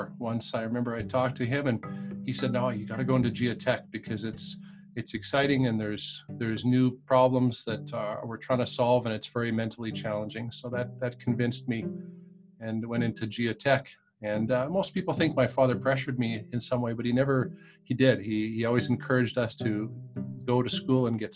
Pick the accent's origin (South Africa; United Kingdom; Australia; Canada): Canada; Saskatoon, Saskatchewan; I largely grew up, I was born in Saskatoon